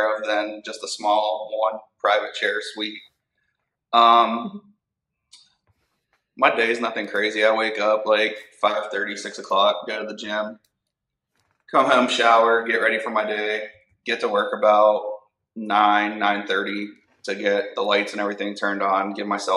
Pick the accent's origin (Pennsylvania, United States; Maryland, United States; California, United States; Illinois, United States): Pennsylvania, United States; Pittsburgh; the Pittsburgh show, which is my hometown